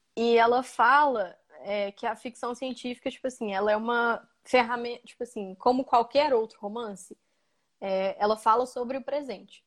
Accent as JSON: {"language": "Portuguese", "country": "Brazil", "tie": "born or raised there", "said": "eu nasci dentro dessa fronteira"}